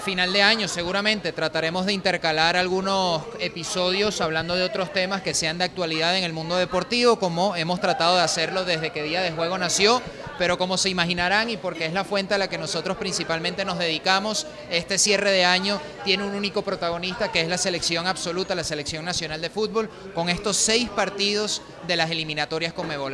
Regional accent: Venezuela; como sociedad venezolana

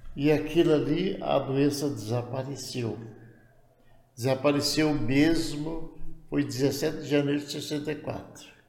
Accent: Goiânia, Goiás, Brazil; moved away; also born or lived in Belém; lá em Goiânia era minha terra, né? Eu fui batizado lá

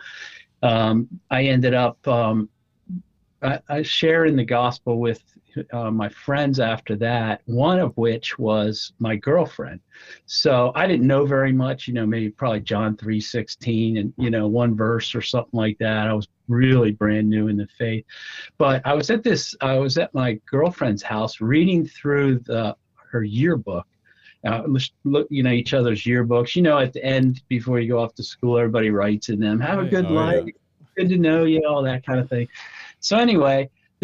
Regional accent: New Jersey, United States; I am from New Jersey, exit 4

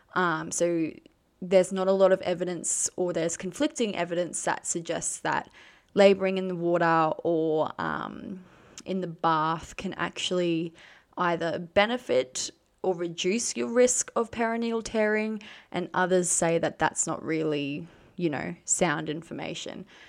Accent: Queensland, Australia; I am from Queensland

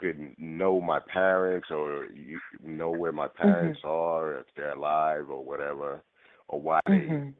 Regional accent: Camden, New Jersey, United States; also born or lived in Puerto Rico; Well, I was born in Puerto Rico, but I came to the United States when I was three. I have no recollection of knowing my parents. I don't know who my parents are. You know, I was raised in Camden, New Jersey by foster parents.

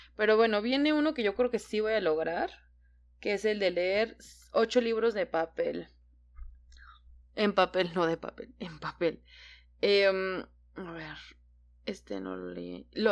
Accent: Mexico; yo solamente en mi país

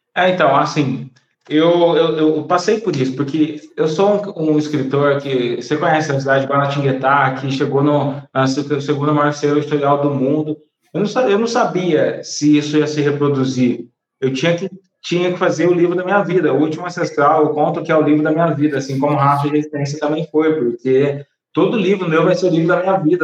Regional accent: Brazil; sou brasileiro

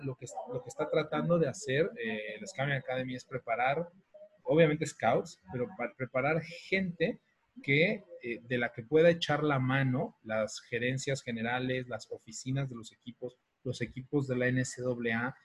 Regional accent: Mexico; soy el único mexicano que lo ha hecho

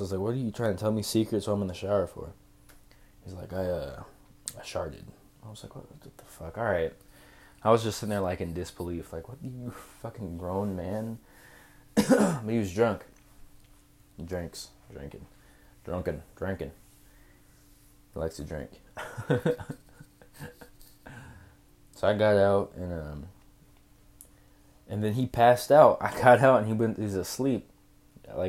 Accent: Tacoma, Washington, United States; Growing up in Tacoma.

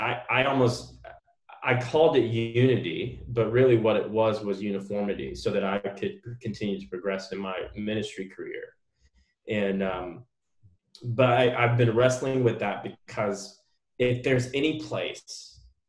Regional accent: United States; half Black, half Korean person growing up in America

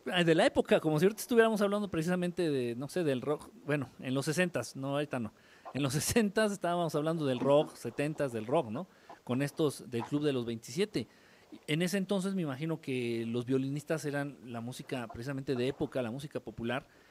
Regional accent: Mexico City, Mexico; moved away; soy chilango de nacimiento, pero norteño de adopción

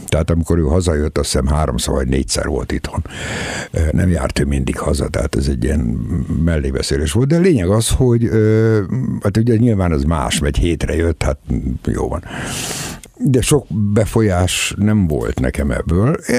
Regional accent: Debrecen, Hajdú-Bihar, Hungary; átmentek Debrecenbe, és hát én ott születtem.

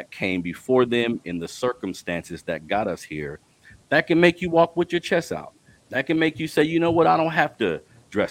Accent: Sacramento, California, United States; I grew up here in Sacramento in an urban community

